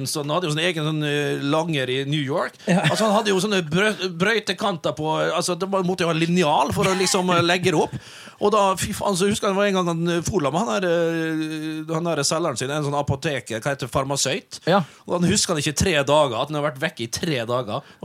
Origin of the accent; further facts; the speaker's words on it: Vestnes, Møre og Romsdal, Norway; Vi har en kar hjemme på Vestnes